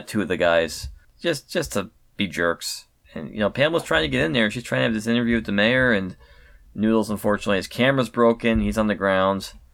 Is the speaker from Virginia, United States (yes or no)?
no; Connecticut, United States; when I was growing up in Connecticut